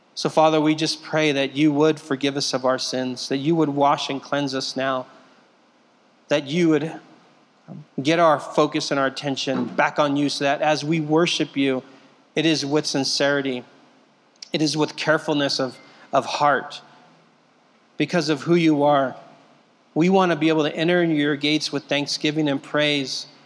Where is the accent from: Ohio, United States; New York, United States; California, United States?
California, United States; Southern; moved away; I'm from Southern California. I've been here for 12 years now